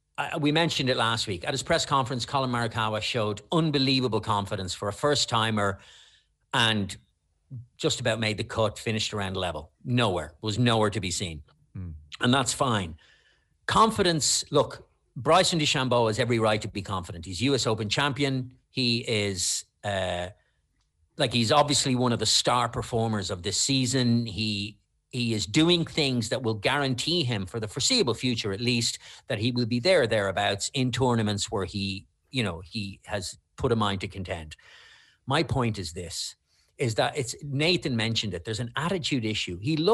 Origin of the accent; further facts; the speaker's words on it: Ireland; we're Irish.